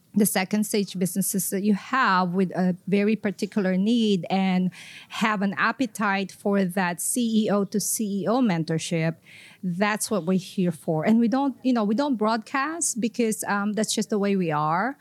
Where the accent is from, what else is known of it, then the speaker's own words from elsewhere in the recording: Philippines; moved away as an adult; also born or lived in Tokyo, Japan / Southwest Florida, United States; now in Florida, United States; I am from the Philippines originally. Came to the U S through Tokyo, Japan.